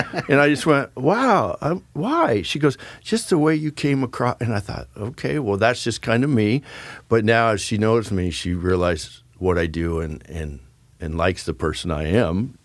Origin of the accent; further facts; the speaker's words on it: Keizer, Oregon, United States; also born or lived in Philippines / Nevada / California; My dad retired here when I was in the fourth grade